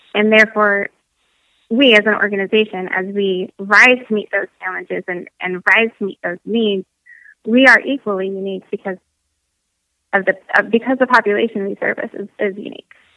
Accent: Michigan, United States; moved away as an adult; growing up in Michigan

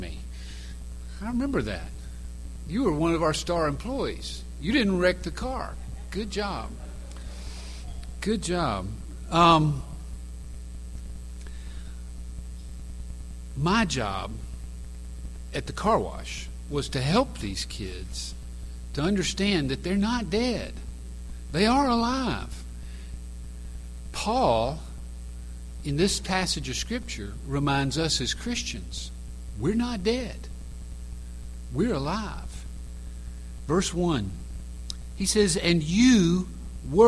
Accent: Macon, Georgia, United States; from Macon, Georgia, and I run a daycare for teenagers

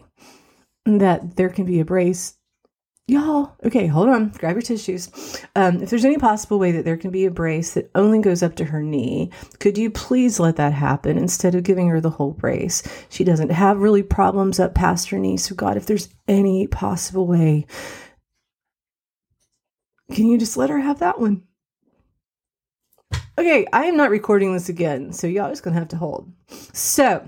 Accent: West Virginia, United States; also born or lived in Morris, Illinois / Joliet, Illinois; Our mom and dad's parents were in West Virginia, which is where we ended up moving back to.

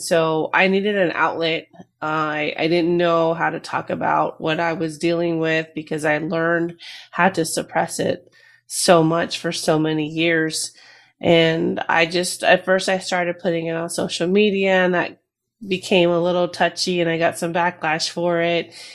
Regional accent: New Jersey, United States; Both my parents are from Peru, and I was born in Jersey

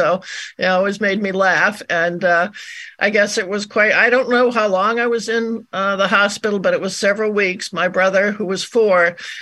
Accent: Glastonbury, Connecticut, United States; now in Maine, United States; I'm calling from cold and snowy Maine, but I was in Glastonbury where my parents were. I was born on January 28th, 1949

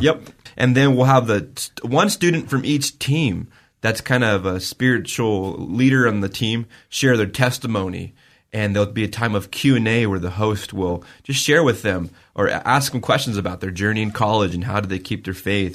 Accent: Vale, Oregon, United States; my hometown

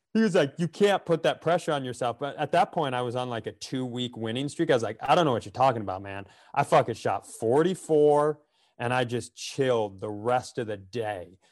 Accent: Worthington, Minnesota, United States; I grew up in Worthington

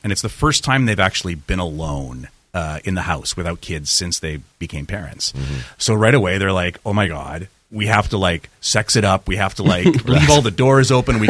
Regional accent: Winnipeg, Manitoba, Canada; I grew up in the People's Republic of Charleswood.

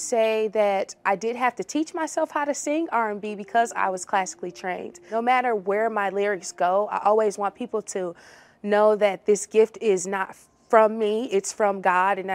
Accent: Milwaukee, Wisconsin, United States; I am from Milwaukee, Wisconsin

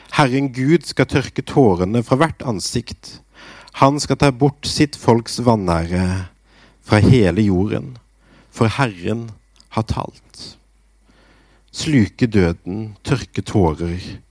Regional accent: Grimstad, Agder, Norway; jeg begynte i ungdomsarbeidet i Misjonskirka i Grimstad, der jeg vokste opp

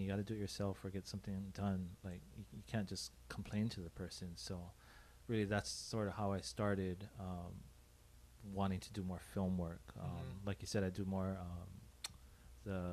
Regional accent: Honolulu, Hawaii, United States; I grew up in Hawaii Kai.

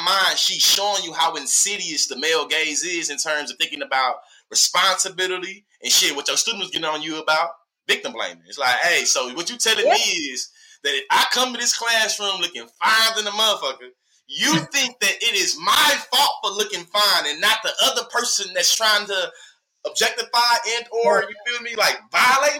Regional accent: Texas, United States; moved away as an adult; now in Oklahoma, United States; I'm from Texas. I'm born and raised in Texas.

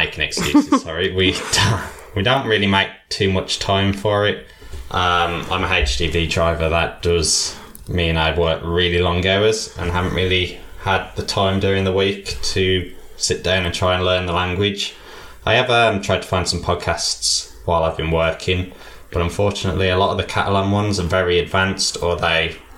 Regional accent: England, United Kingdom; I am not from Spain, as you can tell by the accent. I am very English.

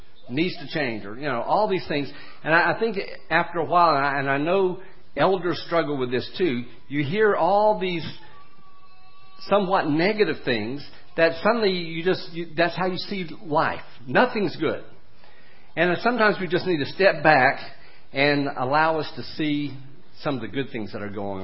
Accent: United States; I was born in America with Christian parents

